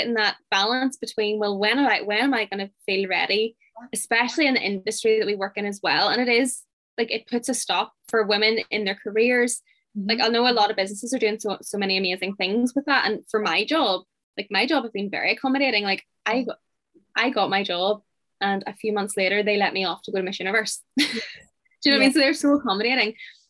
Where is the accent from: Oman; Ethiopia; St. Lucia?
Oman; I'm from Oman. A lot. I'm from a countryside.